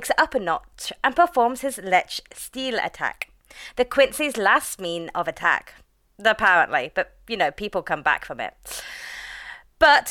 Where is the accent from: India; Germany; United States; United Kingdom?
United Kingdom; we're British